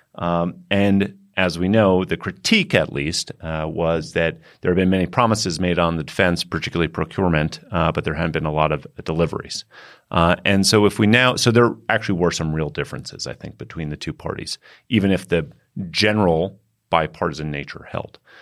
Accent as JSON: {"language": "English", "country": "United States"}